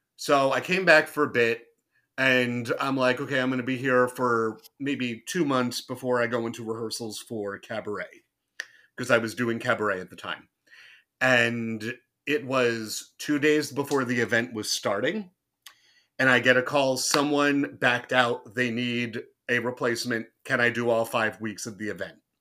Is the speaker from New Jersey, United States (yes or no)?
yes; southern New Jersey, United States; moved away as an adult; also born or lived in Orlando, Florida; I'm from Jersey